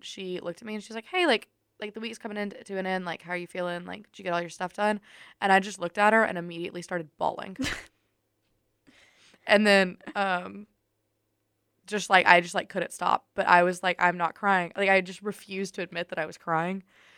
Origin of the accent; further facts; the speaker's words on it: Germany; born there; But when people ask me, I just blame it on the fact that I was born in Germany.